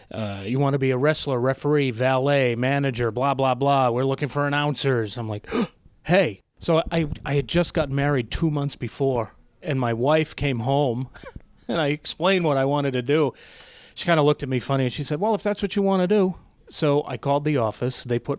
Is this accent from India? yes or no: no; Haverhill, Massachusetts, United States; I actually grew up in Haverhill, Mass.